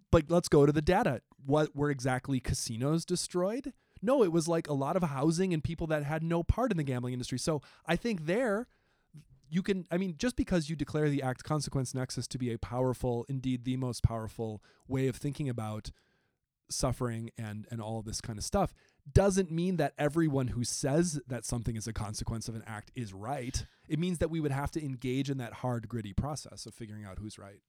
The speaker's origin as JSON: {"language": "English", "region": "Wisconsin", "country": "United States", "said": "I'm from Wisconsin, right next door"}